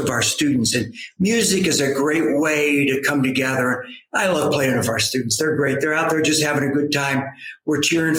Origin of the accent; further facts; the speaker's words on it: New Jersey, United States; moved away as an adult; now in Michigan, United States; I'm from New Jersey.